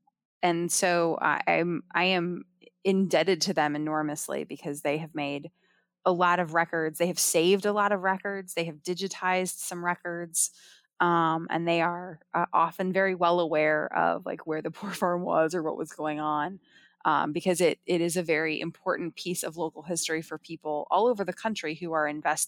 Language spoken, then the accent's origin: English; Ohio, United States; I grew up in Ohio. I went to school all over the Midwest.